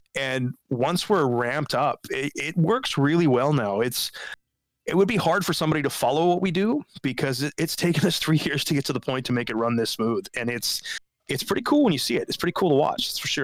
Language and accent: English; West Coast, United States; I grew up on the West Coast